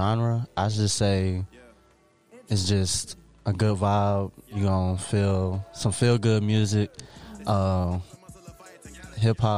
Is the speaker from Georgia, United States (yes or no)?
yes; Atlanta, Georgia, United States; also born or lived in Indiana; I was born in Indiana, but I say I'm from Atlanta because I kind of was, you know what I'm saying, raised here